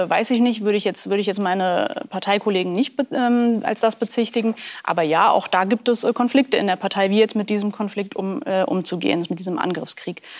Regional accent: Grünberg, Hesse, Germany; Ich komme ja aus Grünberg

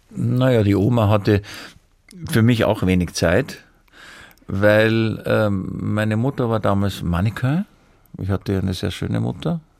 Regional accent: Vienna, Austria; Ich bin halt ein Wiener, ich schwärme heute ein bisschen.

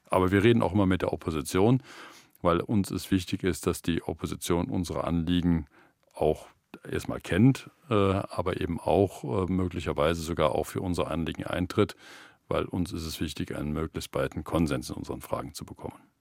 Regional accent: Germany; wir dann als Deutsche

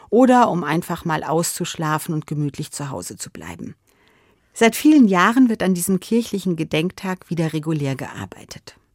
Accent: Hesse, Germany; In meiner Kindheit und Jugendzeit war das bei uns in Hessen noch ein gesetzlicher Feiertag.

